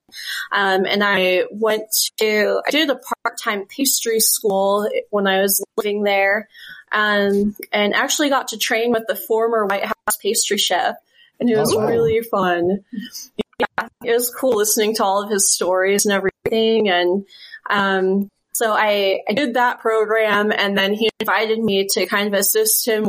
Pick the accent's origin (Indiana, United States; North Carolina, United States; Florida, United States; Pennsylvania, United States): Pennsylvania, United States; outside of Philly; moved away as an adult; also born or lived in Washington, D.C.; now in Utah, United States; I grew up outside of Philly, back east.